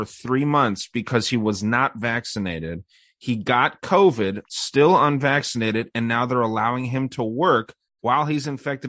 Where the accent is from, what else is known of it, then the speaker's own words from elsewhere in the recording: United States; As an American